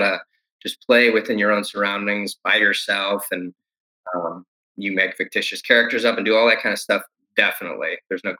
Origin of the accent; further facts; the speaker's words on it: Detroit, Michigan, United States; now in Texas, United States; in Detroit, specifically where I grew up, I moved from Detroit in the heart to East Detroit